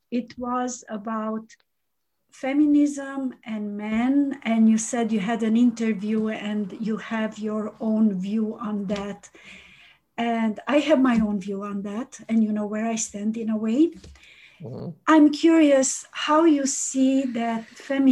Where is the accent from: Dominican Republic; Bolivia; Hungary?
Hungary; moved away; I'm Hungarian.